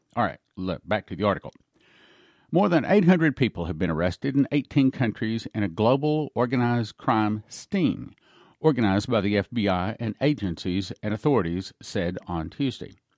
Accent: Odessa, Texas, United States; I was raised in Odessa, Texas

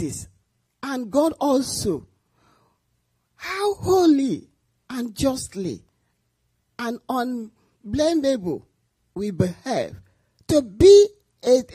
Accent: Nigeria; moved away; I'm from Nigeria.

